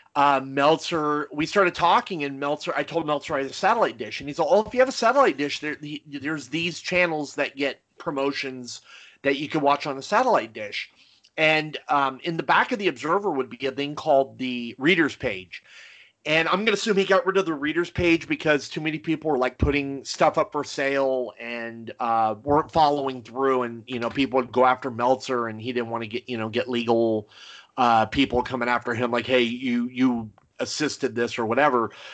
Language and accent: English; near Los Angeles, California, United States; growing up near Los Angeles